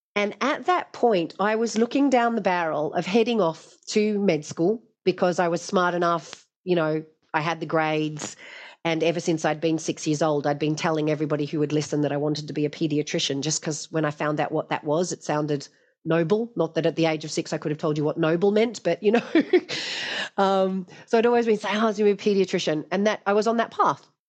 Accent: Hobart, Tasmania, Australia; I grew up in Tasmania and it was on the Hobart waterfront down at Sandy Bay.

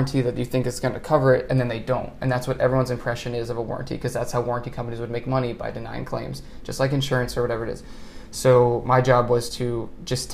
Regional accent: Montgomery County, Maryland, United States; I grew up in Montgomery County, Maryland

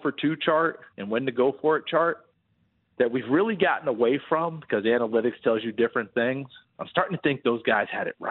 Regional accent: New York, United States; I grew up in New York State.

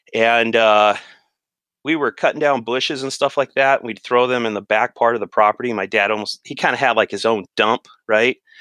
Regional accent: Riverside County, California, United States; also born or lived in Los Angeles County; Just a kid, we moved from Los Angeles County out to Riverside County.

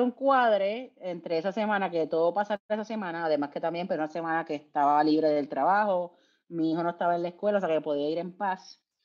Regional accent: Puerto Rico; yo soy de Puerto Rico

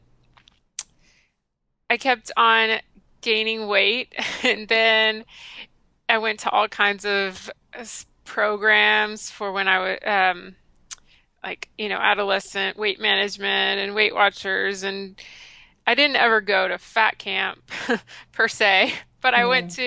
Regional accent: the South, United States; I grew up in the South and I grew up eating crappy standard American

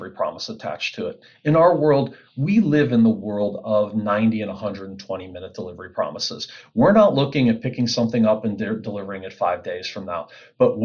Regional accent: Pittsburgh, Pennsylvania, United States; accent: Pittsburghese; also born or lived in Cleveland, Ohio; I was born in Cleveland, Ohio. I'm a Pittsburgher tried and true. So mom and dad moved me to Pittsburgh. I was raised in Pittsburgh, Pennsylvania.

